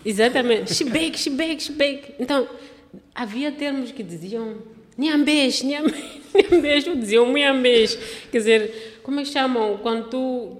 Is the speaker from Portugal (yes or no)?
no; Matola, Maputo, Mozambique; meu mundinho lá da cidade da Matola